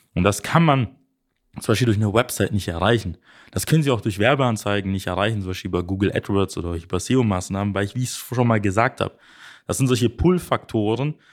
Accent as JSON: {"language": "German", "country": "Germany", "said": "bei uns in Deutschland"}